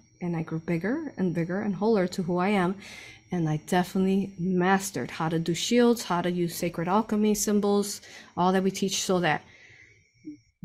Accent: Chicago, Illinois, United States; I grew up in Chicago.

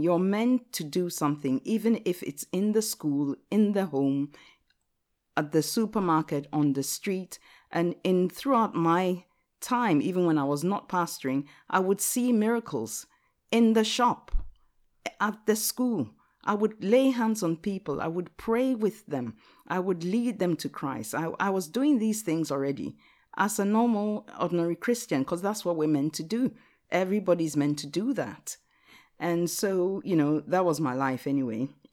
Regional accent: Ghana; English is a second language; now in Watford, United Kingdom; I'm a Ghanaian

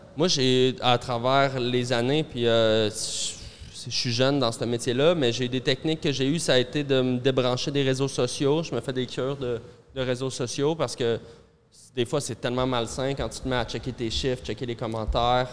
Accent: Montreal, Quebec, Canada; Moi, j'ai grandi dans Centre-Sud

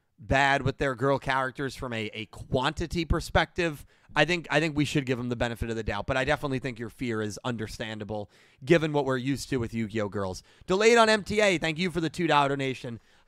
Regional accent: United States; Well, I am an American.

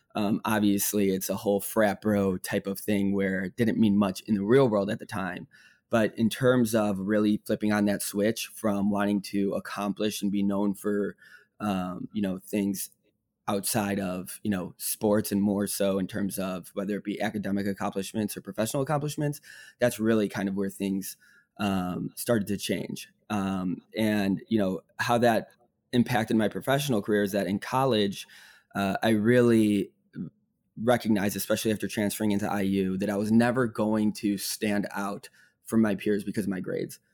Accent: Northbrook, Illinois, United States; moved away as an adult; also born or lived in Bloomington, Indiana; I grew up in Northbrook, Illinois, suburb outside of Chicago

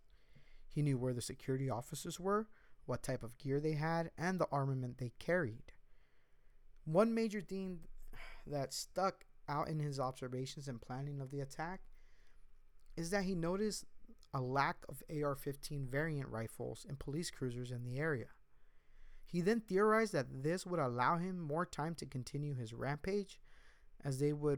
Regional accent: United States; I am an American, and I see myself as an American

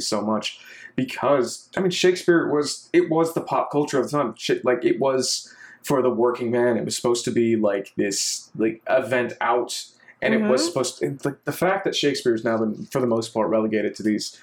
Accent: Texas, United States; moved away as an adult; now in Washington, D.C., United States; culturally, I'm Texan because I do not speak a lick of Arabic

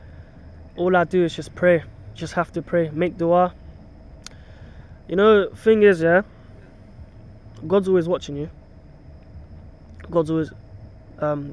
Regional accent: Kenya; now in United Kingdom; I'm from Kenya, but I've got family in Tanzania

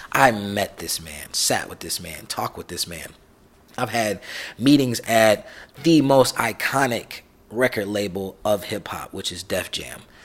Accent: East Moline, Illinois, United States; now in Los Angeles, United States; I am originally from East Moline, Illinois, East Mo Panthers.

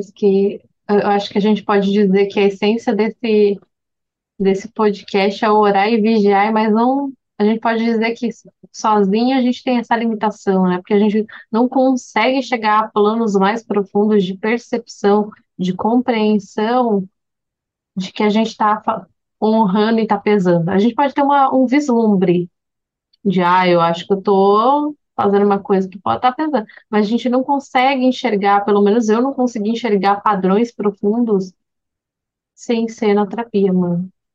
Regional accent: Brazil; como brasileira misturada

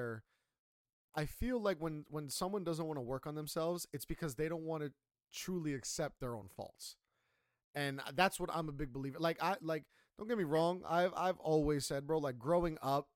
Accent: United States; I'm American, Colombian American.

